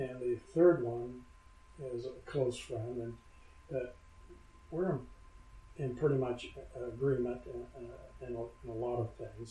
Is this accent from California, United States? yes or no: yes; Inglewood, California, United States; I was born in Inglewood, California, which is a suburb of Los Angeles